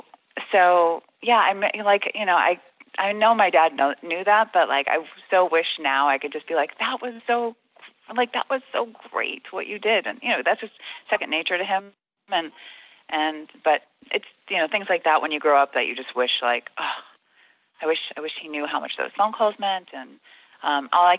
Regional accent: Chicago, Illinois, United States; I was from Chicago, and I would kind of swallow the D

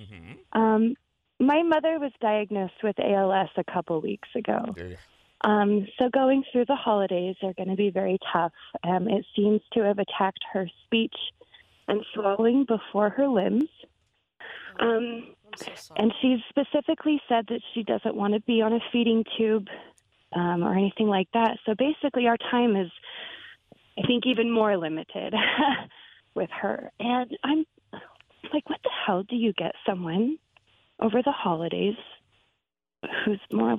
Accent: Tahoe, California, United States; We're from Tahoe.

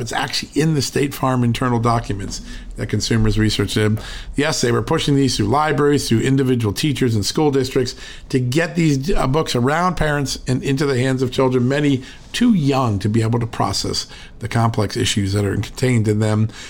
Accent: Connecticut, United States; where I grew up in Connecticut

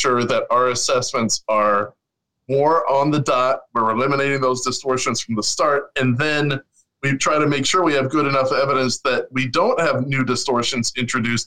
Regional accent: Chicago, Illinois, United States; I grew up on the South Side, you know, from Kenwood

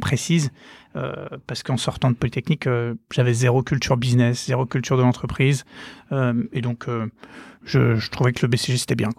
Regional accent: Nantes, Pays de la Loire, France; moved away as an adult; also born or lived in Versailles; donc moi, je viens de Nantes. je suis je suis né à Nantes, j'ai fait mes études à Nantes jusqu'à mon bac

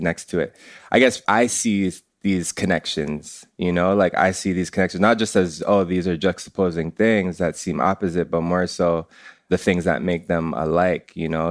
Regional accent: Canada; I'm first generation Canadian. It's, like, my parents come from Jamaica

